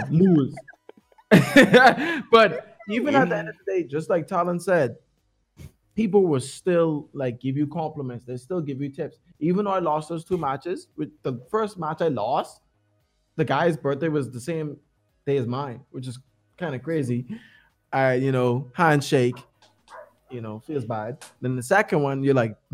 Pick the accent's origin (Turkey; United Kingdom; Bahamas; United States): Bahamas; we're from Bahamas